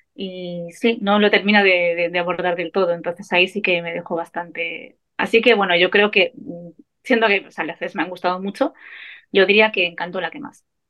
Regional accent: Navarre, Spain; soy Navarra

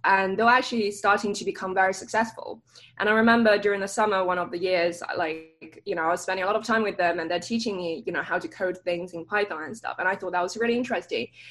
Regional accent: London, United Kingdom; moved away as an adult; also born or lived in Cambridge; now in Stanford, United States; So I grew up in London, um, northwest part of London, Hampstead

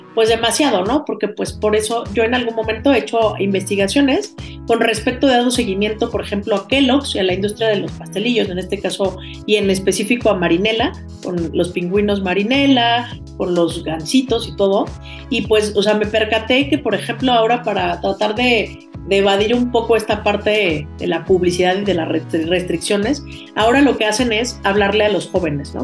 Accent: Mexico

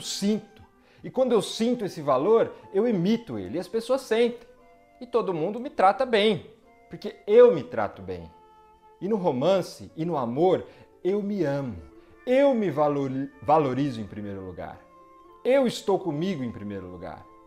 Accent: Brazil; Sou brasileiro como todos vocês

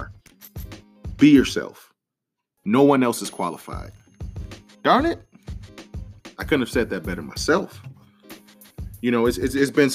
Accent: Detroit, Michigan, United States

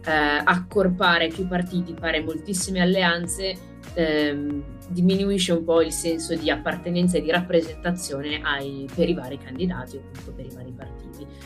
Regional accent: Lombardy, Italy; Sono assolutamente d'accordo, da Lombarda ma comunque fuori sede, è un problema che mi pongo

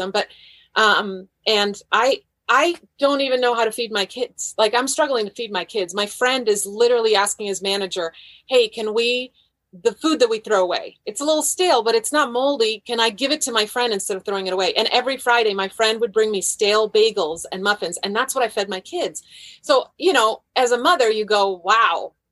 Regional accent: Croatia; now in United States; My whole family, I'm from Croatia. My whole family was in Croatia

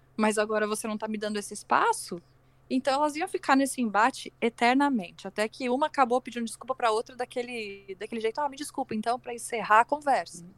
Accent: Rio Grande do Sul, Brazil; eu sou do Rio Grande do Sul

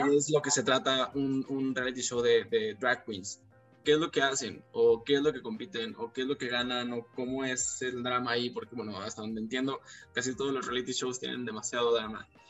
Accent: Mexico; los mexicanos no conocemos la playa

